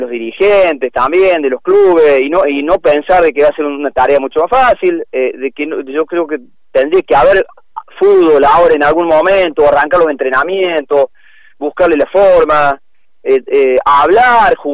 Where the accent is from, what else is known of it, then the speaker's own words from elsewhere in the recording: Argentina; yo creo que de todas maneras como como como argentinos que somos difíciles hemos hecho bastante bien las cosas